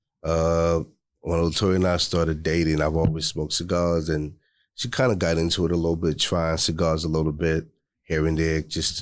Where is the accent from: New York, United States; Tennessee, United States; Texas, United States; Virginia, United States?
New York, United States; New York City; now in Houston, United States; I'm from Queens